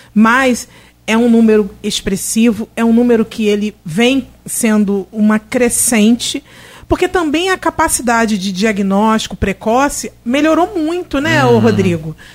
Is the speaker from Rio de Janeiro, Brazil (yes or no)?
yes; Rio de Janeiro, Brazil; now in Campos dos Goytacazes, Brazil; eu sou, eu sou é, carioca e tal, eu moro em Campos